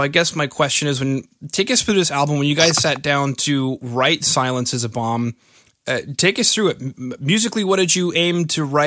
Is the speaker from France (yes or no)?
no; Canada; I'm from Canada.